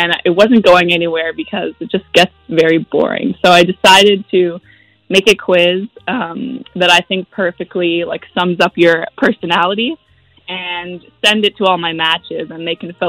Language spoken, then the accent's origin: English; Toronto, Ontario, Canada; I'm from Toronto.